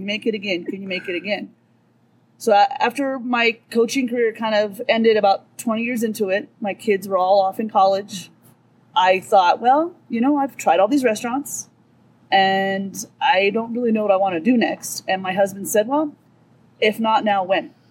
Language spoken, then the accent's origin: English; Southern California, United States; now in Lee Vining, United States; I grew up in Southern California